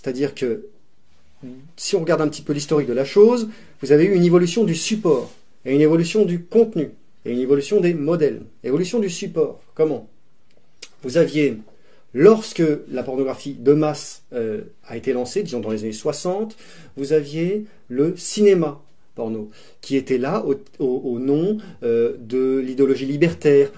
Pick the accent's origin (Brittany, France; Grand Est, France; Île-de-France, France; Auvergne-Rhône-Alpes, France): Auvergne-Rhône-Alpes, France; Grenoble; J'ai grandi à Grenoble, principalement